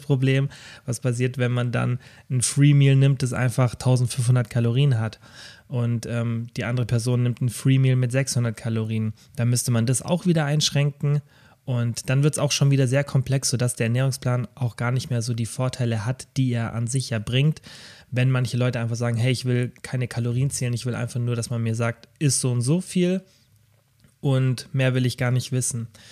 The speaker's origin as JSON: {"language": "German", "town": "Kempten", "region": "Bavaria", "country": "Germany", "tie": "born or raised there", "also_born_or_lived": "Stuttgart", "said": "in meiner Heimatstadt Kempten"}